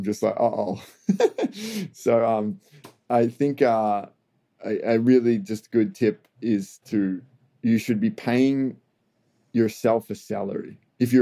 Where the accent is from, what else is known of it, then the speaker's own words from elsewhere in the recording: Australia; as an Australian